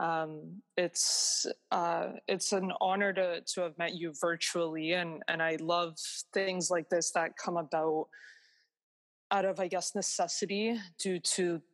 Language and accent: English; Toronto, Ontario, Canada; I was born and raised in Toronto